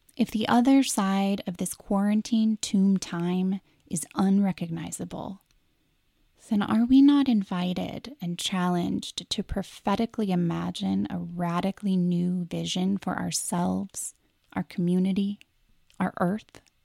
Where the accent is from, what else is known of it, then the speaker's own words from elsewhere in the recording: Pacific Northwest, United States; also born or lived in Seattle; As a person born and raised in the Pacific Northwest